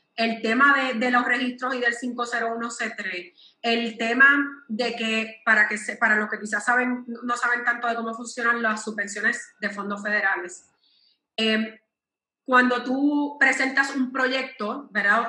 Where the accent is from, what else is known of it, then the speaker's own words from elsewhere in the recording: Puerto Rico; yo que soy puertorriqueña